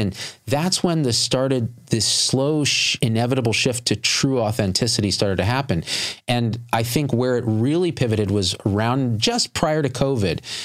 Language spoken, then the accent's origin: English; Clovis, California, United States; growing up in the Central Valley of California, rural Clovis, California